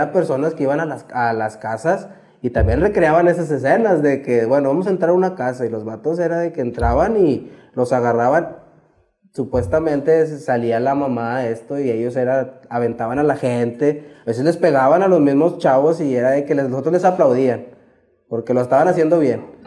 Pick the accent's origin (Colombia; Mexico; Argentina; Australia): Mexico; nosotros siempre vivimos aquí en Independencia. Desde que cuando yo crecí, este, aquí crecí en Independencia.